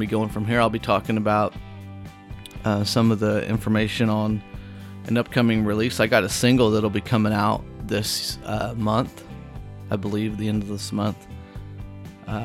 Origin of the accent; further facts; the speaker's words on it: Whitehall, United States; now in Nashville, United States; I'm taking you through some of the spots in my hometown that I liked. We already went to the Lions Park in Whitehall